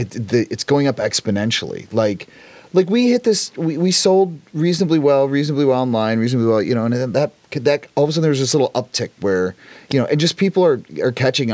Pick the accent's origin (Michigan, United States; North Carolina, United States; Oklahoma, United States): Michigan, United States; Detroit; now in Cleveland, United States; I was born in Detroit. I escaped many years ago.